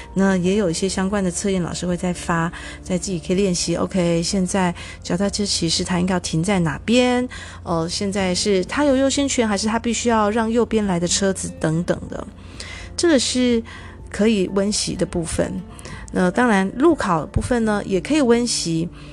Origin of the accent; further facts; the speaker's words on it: Taiwan; moved away; 至少就我这个年代吧，好像在台湾受教育的孩子会觉得